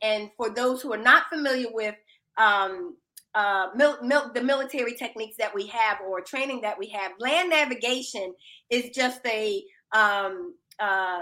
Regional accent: Philadelphia, Pennsylvania, United States; I'm originally from Philadelphia, Pennsylvania. I'm inner city.

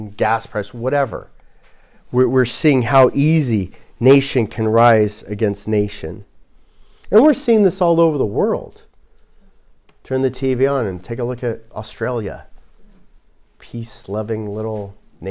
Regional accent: Glendale, California, United States; moved away; where I grew up in Glendale, right next to it is Caltech

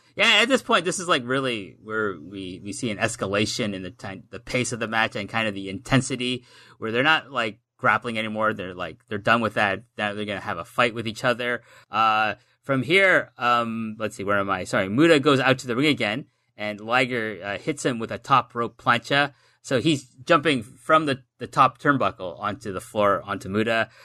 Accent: Canada; we're Canadian

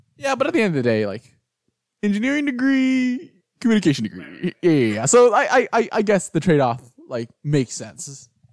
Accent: Houston, Texas, United States; I'm from Houston

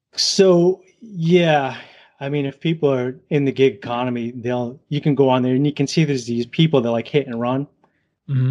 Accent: Southern Massachusetts, Rhode Island, New England, United States; accent: New England; from New England area, Southern Mass, Rhode Island

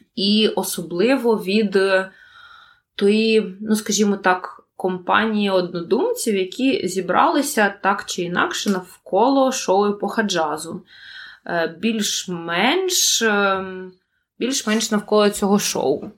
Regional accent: Kyiv, Ukraine; я з України

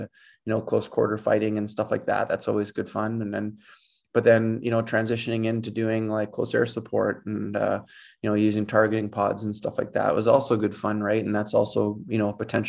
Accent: Edmonton, Alberta, Canada; I'm from Edmonton.

